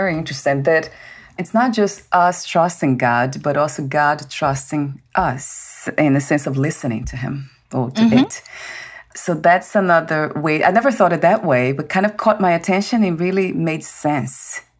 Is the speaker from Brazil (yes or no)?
yes; Brazil; moved away; I was born in Brazil, that's a mm-hmm. Catholic country